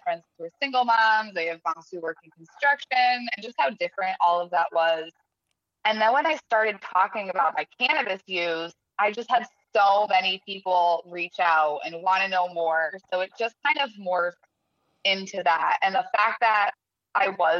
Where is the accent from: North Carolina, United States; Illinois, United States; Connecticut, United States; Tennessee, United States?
Connecticut, United States; moved away; also born or lived in California; I grew up in Connecticut